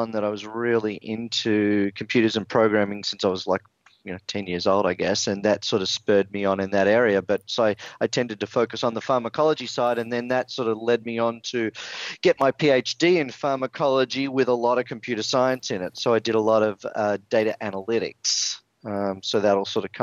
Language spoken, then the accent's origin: English; Melbourne, Victoria, Australia; moved away as an adult; also born or lived in San Francisco, United States; now in California, United States; I'm actually a native Australian. So I was born in Melbourne, Australia.